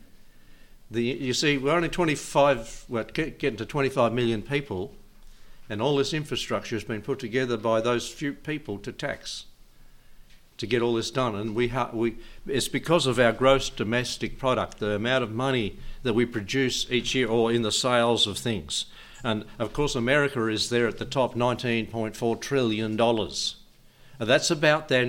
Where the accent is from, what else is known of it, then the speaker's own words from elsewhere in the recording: Australia; as an Australian